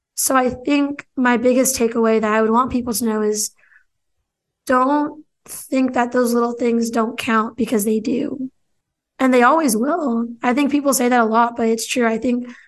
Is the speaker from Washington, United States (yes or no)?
yes; Pasco, Washington, United States; also born or lived in Seattle, Washington; downtown Pasco here in my hometown.